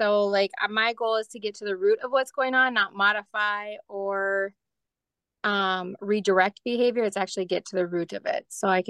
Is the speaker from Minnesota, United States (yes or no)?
yes; Minnesota, United States; I'm from Minnesota.